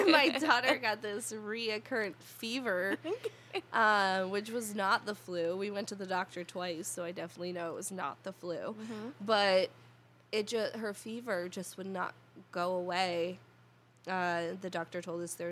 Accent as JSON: {"language": "English", "region": "New Jersey", "country": "United States", "said": "We are from New Jersey"}